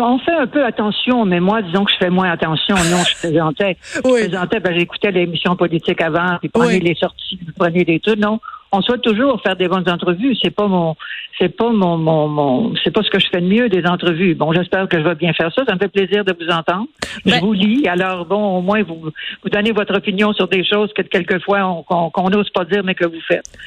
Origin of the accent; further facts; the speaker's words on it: Quebec, Canada; je suis fière d'être québécoise.